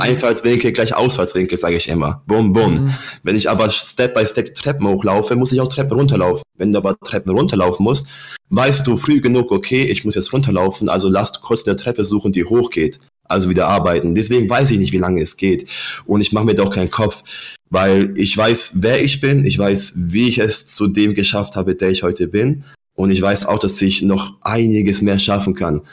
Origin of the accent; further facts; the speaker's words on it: Germany; also born or lived in Poland; ich bin mit fünf Jahren von Polen nach Deutschland ausgewandert